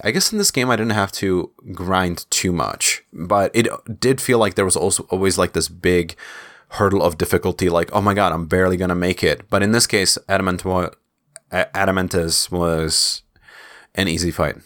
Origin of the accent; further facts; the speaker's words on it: Czechia; my home country, in Czech Republic